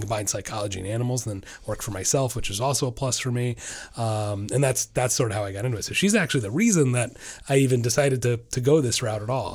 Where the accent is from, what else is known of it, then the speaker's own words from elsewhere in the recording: Orlando, Florida, United States; I'm from Orlando